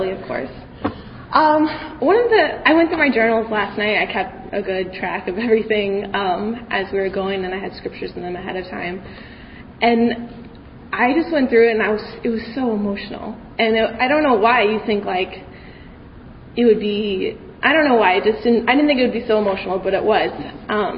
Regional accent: Kansas, United States; I'm from Kansas

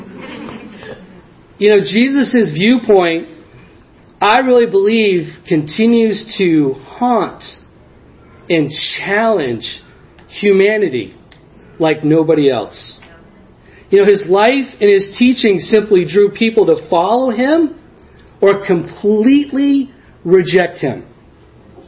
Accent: New Hampshire, United States; now in Ashland, United States; I grew up in New Hampshire

